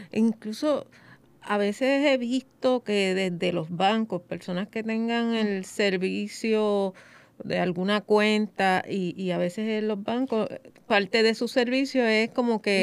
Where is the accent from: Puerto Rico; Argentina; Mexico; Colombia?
Puerto Rico; nosotros como puertorriqueños